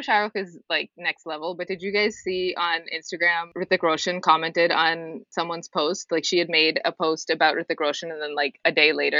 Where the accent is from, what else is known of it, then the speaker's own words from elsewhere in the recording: Cincinnati, Ohio, United States; I don't know what it was like growing up in Jersey or certainly New York City, but I grew up in Cincinnati, Ohio.